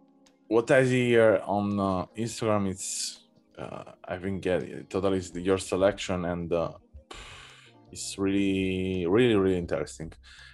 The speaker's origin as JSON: {"language": "English", "town": "Naples", "region": "Campania", "country": "Italy", "tie": "born or raised there", "second_language": "English", "moved": "yes", "lives_now": "Berlin, Germany", "said": "I come from Naples. Oh, you're from Naples? I mean, I was born there and I was living there for half of my life."}